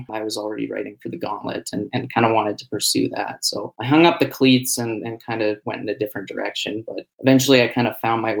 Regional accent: Calgary, Alberta, Canada; growing up in Calgary.

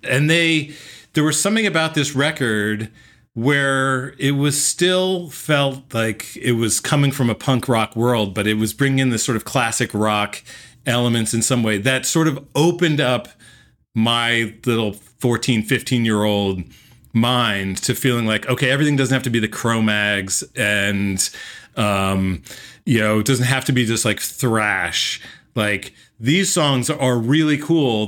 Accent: Morristown, New Jersey, United States; I was growing up in New Jersey.

